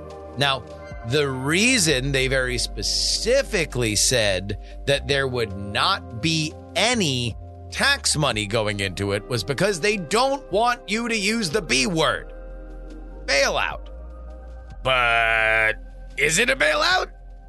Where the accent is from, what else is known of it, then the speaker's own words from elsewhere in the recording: Florida, United States; I'm from Florida, everybody around me was involved in stuff like this.